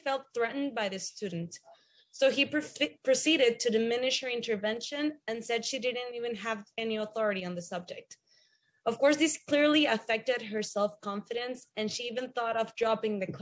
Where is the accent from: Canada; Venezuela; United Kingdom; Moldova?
Venezuela; from Venezuela, and I studied my bachelor's degree in liberal studies in a private university in Venezuela